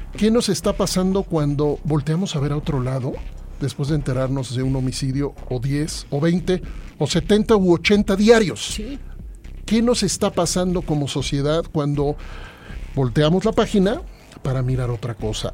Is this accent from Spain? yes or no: no; Mexico City, Mexico; Yo soy chilango